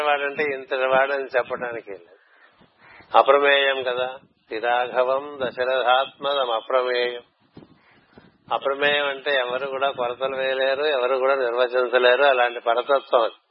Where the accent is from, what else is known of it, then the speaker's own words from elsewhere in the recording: Visakhapatnam, Andhra Pradesh, India; మా ఊరంటే విశాఖపట్నం